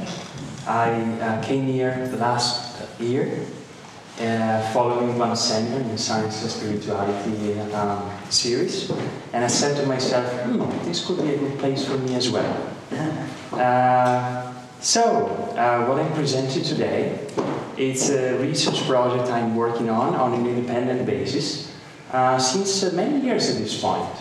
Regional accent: Padua, Veneto, Italy; English is a second language; moved away as an adult; also born or lived in Amsterdam / Boston; you already know I'm Italian. I'm coming from Padova, close by Venice.

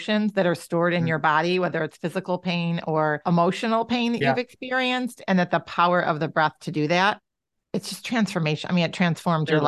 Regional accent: Rochester, New York, United States; now in Minnesota, United States; I grew up in Rochester, New York

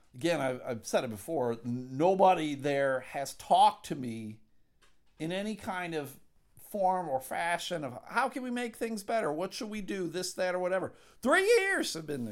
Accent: Buffalo, New York, United States; moved away as an adult; now in Michigan, United States; I'm from Buffalo, New York

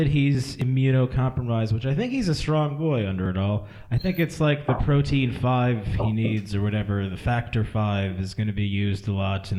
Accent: Miami, Florida, United States; like the trash that I was raised in Miami.

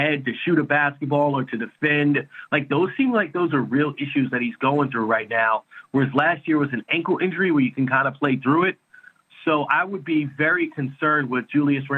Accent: New York, United States; moved away; I'm from New York originally.

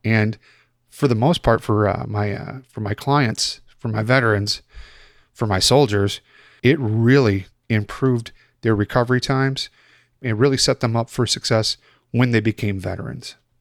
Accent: Chicago, Illinois, United States; moved away; I'm originally from Chicago

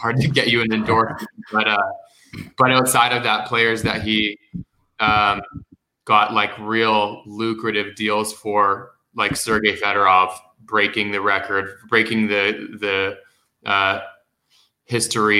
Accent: United States; also born or lived in Los Angeles, California / Palm Springs, California / Scottsdale, Arizona; I spent about the first 10 years of my life in and out of LA, in Los Angeles and outside of it in Palm Springs, before moving over to Scottsdale, and then lived in Scottsdale for the next 15 years of my life

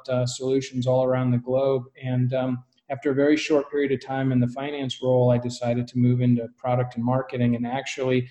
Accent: Colorado, United States; I grew up in Colorado

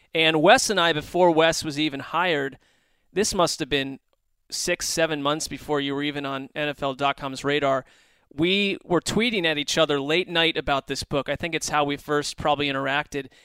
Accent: East Coast, United States; I grew up on the East Coast

